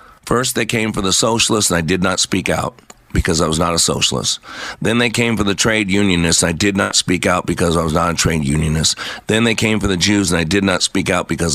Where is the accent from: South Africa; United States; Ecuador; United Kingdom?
United States; I am an American.